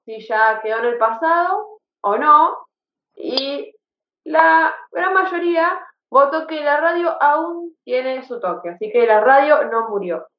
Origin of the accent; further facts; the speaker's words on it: Rosario, Santa Fe, Argentina; nosotros somos de Rosario, Santa Fe